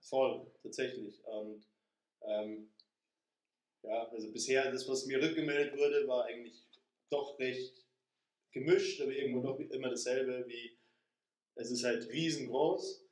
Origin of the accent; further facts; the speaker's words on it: Straubing, Bavaria, Germany; ich komme aus Straubing, aus Niederbayern